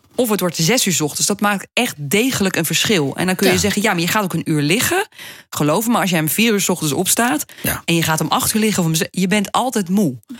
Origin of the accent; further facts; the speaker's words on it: Wageningen, Gelderland, Netherlands; Ik ben geboren in Wageningen